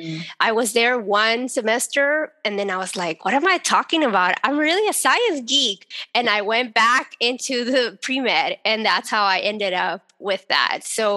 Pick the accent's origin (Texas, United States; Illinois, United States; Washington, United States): Texas, United States; I was born in Texas.